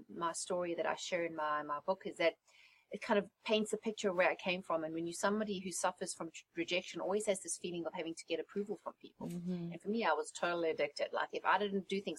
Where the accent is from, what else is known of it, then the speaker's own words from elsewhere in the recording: South Africa; moved away as an adult; also born or lived in England; now in United States; I was born and raised in South Africa